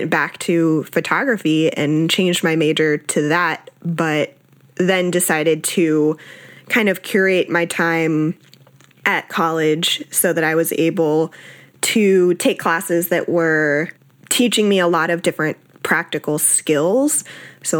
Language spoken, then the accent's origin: English; South Florida, United States; also born or lived in Austin, Texas; I was born in Austin, Texas, grew up in South Florida